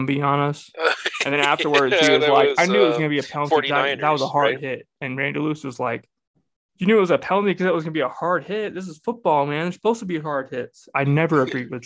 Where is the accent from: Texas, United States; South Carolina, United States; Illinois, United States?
Texas, United States; growing up in Texas